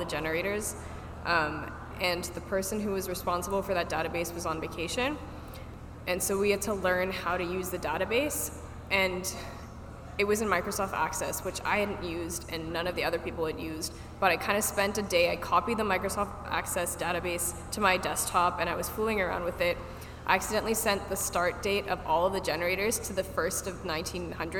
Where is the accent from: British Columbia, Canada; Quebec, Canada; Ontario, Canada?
Ontario, Canada; Markham; also born or lived in Toronto; I actually moved back home to Markham for 3 months